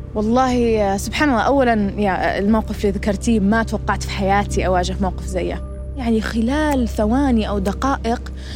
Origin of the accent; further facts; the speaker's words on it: Fairfax County, Virginia, United States; انولدت هنا وكبرت هنا